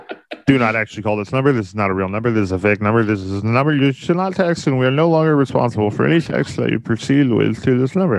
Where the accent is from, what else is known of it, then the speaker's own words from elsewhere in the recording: Texas, United States; also born or lived in Dallas; I'm a Texan